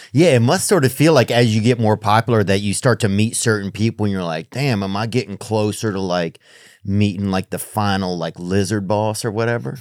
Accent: Louisiana, United States; we're both from Louisiana.

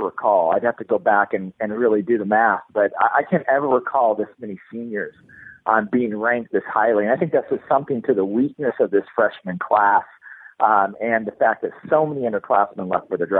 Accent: Kansas City, United States; I grew up in Kansas City

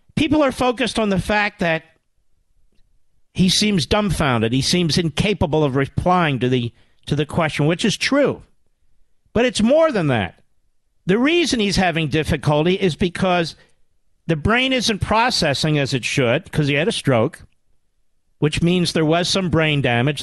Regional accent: Pennsylvania, United States; I'm from Pennsylvania

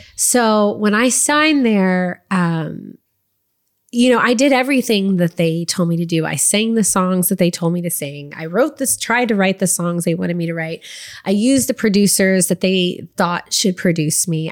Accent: Waco, Texas, United States; moved away as an adult; also born or lived in Dallas-Fort Worth area, Texas / Los Angeles / Nashville; grew up in Waco, Texas, and, like, the Dallas, Fort Worth area.

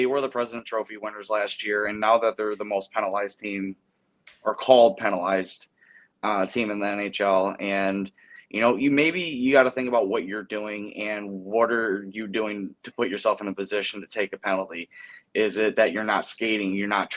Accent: Chicago, Illinois, United States; I'm from Chicago

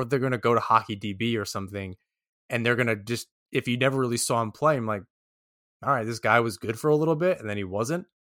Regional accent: New York, United States; as a New Yorker

